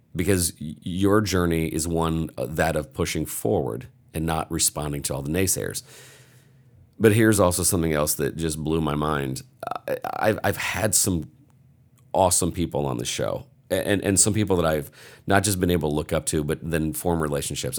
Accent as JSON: {"language": "English", "region": "Indiana", "country": "United States", "said": "I'm from Indiana"}